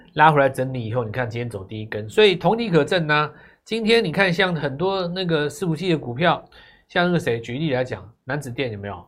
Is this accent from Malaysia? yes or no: no; Taiwan; 我们是台湾来的啊